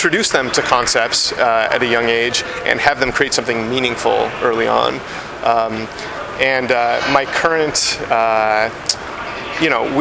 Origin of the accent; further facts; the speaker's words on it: Alaska, United States; moved away; I'm originally from Alaska, so it's kind of like an homage to my home state